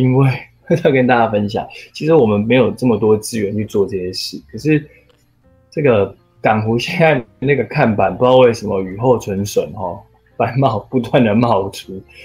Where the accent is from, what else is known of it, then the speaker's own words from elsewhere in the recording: Taipei, Taiwan; 我是十二岁就住在内湖，然后嗯。我就是内湖长大的小孩